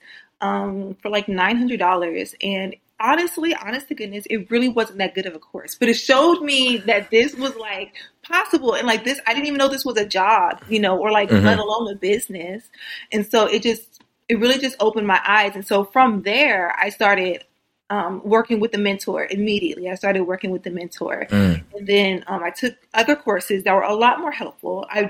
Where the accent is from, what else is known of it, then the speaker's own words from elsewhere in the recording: Missouri, United States; moved away as an adult; now in California, United States; I'm originally from Missouri. I'm a Missouri girl, and then I moved out to California